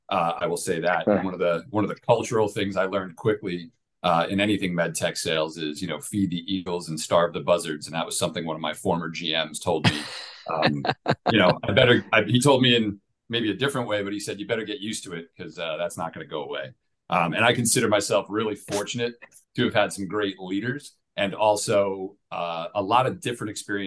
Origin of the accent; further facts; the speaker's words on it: Long Island, New York, United States; moved away as an adult; also born or lived in Queens, New York / Pennsylvania / Manhattan, New York; now in Atlanta, United States; So I'm born and raised in New York, Long Island, New York, actually. I was born in Queens.